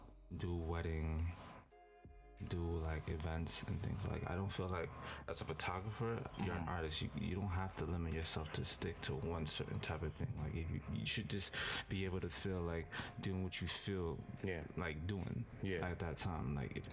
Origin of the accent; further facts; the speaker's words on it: Scarborough, Ontario, Canada; Well, I'm a little kid. I came from Scarborough.